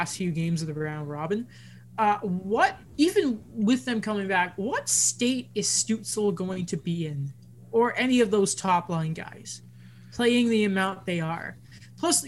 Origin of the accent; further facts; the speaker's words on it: England, United Kingdom; I'm English.